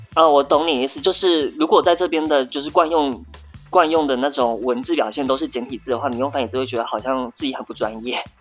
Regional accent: Tainan, Taiwan; moved away as an adult; also born or lived in Taipei; now in Shanghai, China; 我是台南人，然后在台北就是工作跟生活，然后还有读书

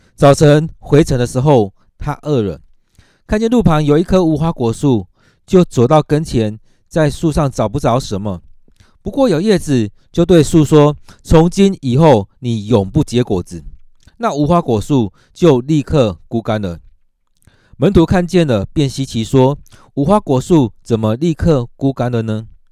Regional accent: Taiwan; 我们台湾人

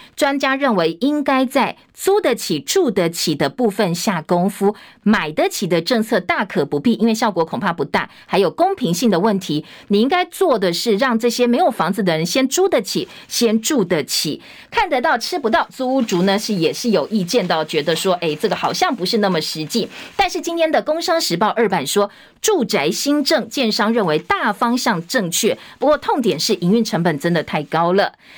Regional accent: Taiwan; 所以我们国科会现在也要花钱来发展出台湾版本的 ChatGPT

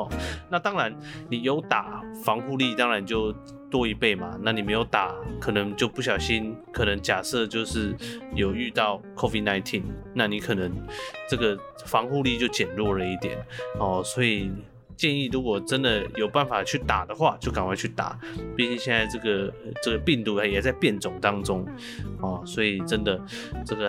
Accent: Chiayi, Chiayi City, Taiwan; 其实因为我的邻居呢，他们全部都是讲台语。很妙哦，我在这个算是嘉义市都市长大，但是我的邻居全部都讲台语。

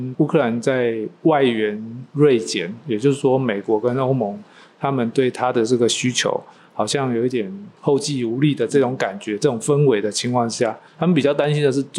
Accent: Taiwan; 我们台湾

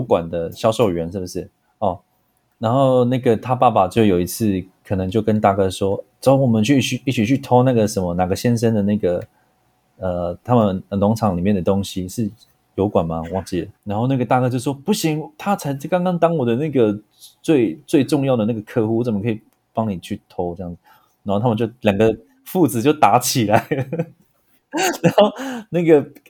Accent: Pingtung County, Taiwan; moved away as an adult; also born or lived in Taipei; 我来自屏东，我是卢凯初的

